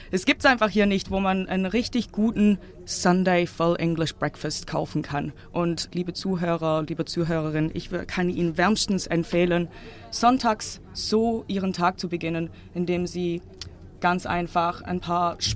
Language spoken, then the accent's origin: German; England, United Kingdom; also born or lived in Germany; Ich bin teilweise in England groß geworden. Meine Mutter kommt aus England und seitdem ich wieder in Deutschland wohne, seit 2013